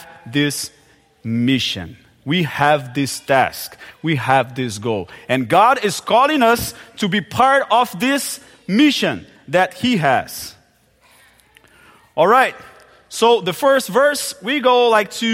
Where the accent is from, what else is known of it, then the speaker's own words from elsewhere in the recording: Brazil; first language Portuguese; English is a second language; moved away as an adult; also born or lived in Palawan, Philippines; I grew up in Brazil. We Brazilians, we just speak Portuguese